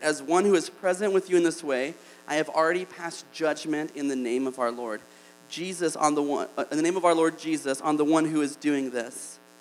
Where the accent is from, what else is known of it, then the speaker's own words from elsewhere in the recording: Alabama, United States; I'm from Alabama